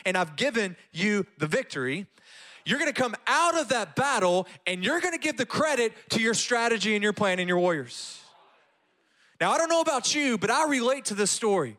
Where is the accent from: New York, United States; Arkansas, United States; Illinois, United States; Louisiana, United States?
Louisiana, United States; moved away as an adult; now in Graham, Texas, United States; I grew up in the Louisiana school system